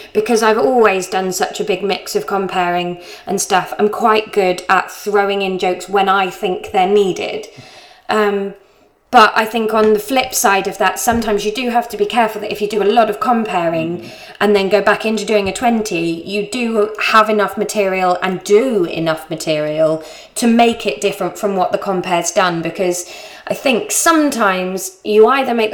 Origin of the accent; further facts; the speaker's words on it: Somerset, South West England, United Kingdom; moved away; also born or lived in Brighton; I'm from Somerset